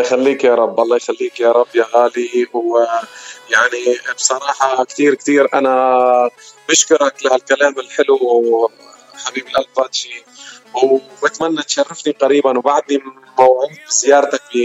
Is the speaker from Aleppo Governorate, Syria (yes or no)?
no; Wadi al-Nasara, Homs Governorate, Syria; moved away as an adult; now in United States; أنا من سوريا من وادي النصارى من ضيعة صغيرة اسمها حابة وأنا هون صار لي هلا السنة ل 11 بأمريكا